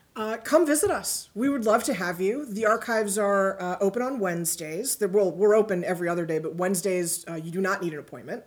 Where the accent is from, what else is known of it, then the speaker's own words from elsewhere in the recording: New York City, New York, United States; moved away as an adult; also born or lived in Greenwich, Connecticut; I grew up in New York City, pretty nearby, but I wound up in Greenwich